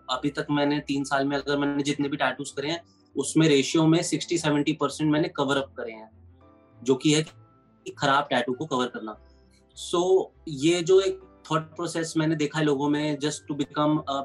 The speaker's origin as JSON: {"language": "Hindi", "town": "New Delhi", "region": "Delhi", "country": "India", "tie": "born or raised there", "said": "मेरा बचपन न्यू दिल्ली में ही बीता है"}